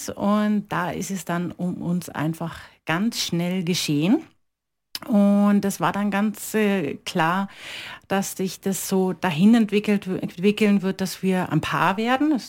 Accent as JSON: {"language": "German", "region": "Berlin", "country": "Germany", "tie": "born or raised there", "lives_now": "Johnsbach, Austria", "said": "Ich bin äh, gebürtig in Berlin geboren, genau, und dort auch aufgewachsen und ähm, ja, und {S255} habe {S0} dort meine ganze Jugend verbracht sozusagen."}